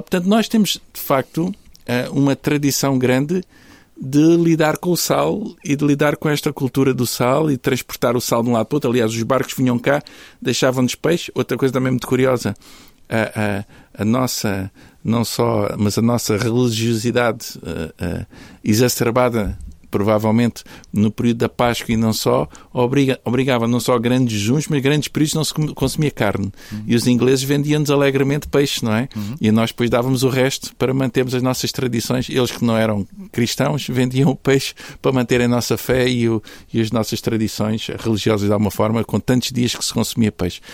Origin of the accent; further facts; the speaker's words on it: Faro, Algarve, Portugal; now in Porto, Portugal; eu nasci no Sul, no Sul Algarvio, nasci em Faro